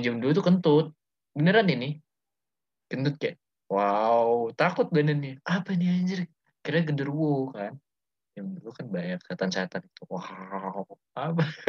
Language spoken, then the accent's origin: Indonesian; Surabaya, East Java, Indonesia; also born or lived in Bandung; gue lama hidupnya di Surabaya